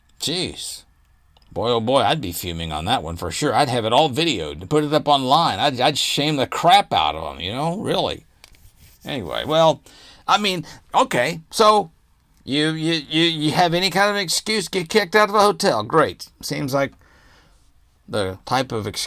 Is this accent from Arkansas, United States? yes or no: yes; Arkansas, United States; I grew up in Arkansas, and I've stayed in some pretty seedy places in Arkansas.